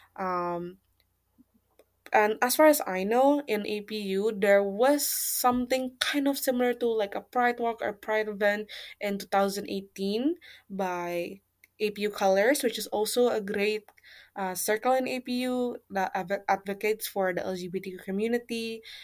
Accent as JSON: {"language": "English", "region": "Jakarta", "country": "Indonesia", "tie": "born or raised there", "moved": "as an adult", "lives_now": "Japan", "said": "I come from Jakarta, the capital city of Indonesia"}